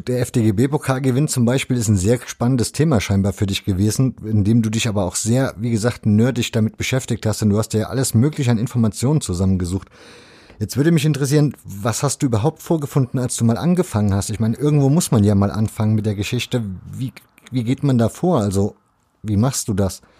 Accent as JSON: {"language": "German", "town": "Leipzig", "region": "Saxony", "country": "Germany", "tie": "born or raised there", "said": "ich bin in Leipzig groß geworden"}